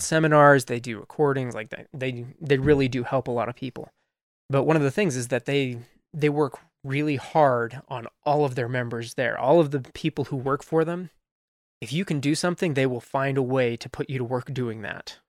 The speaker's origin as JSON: {"language": "English", "town": "Colorado Springs", "region": "Colorado", "country": "United States", "tie": "born or raised there", "also_born_or_lived": "St. Louis, Missouri", "moved": "as an adult", "lives_now": "Utah, United States", "said": "I was I was actually born in St. Louis, Missouri, and I grew up mostly in Colorado Springs, though Colorado Springs, Colorado, and I still love it"}